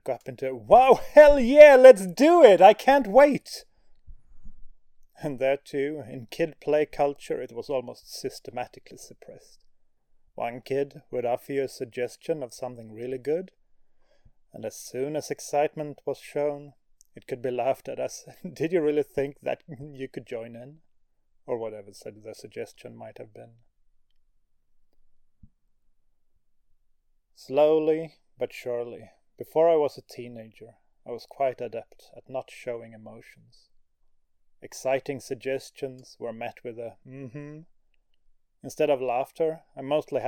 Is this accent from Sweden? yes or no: yes; Sweden; Growing up in Sweden